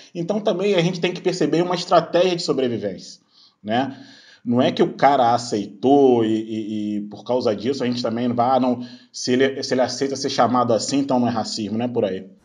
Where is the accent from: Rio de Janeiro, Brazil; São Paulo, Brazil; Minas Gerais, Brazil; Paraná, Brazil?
Rio de Janeiro, Brazil; Duque de Caxias; now in Niterói, Brazil; hoje eu moro em Niterói, que é na região metropolitana do Rio, mas eu nasci em Duque de Caxias, que é na Baixada Fluminense.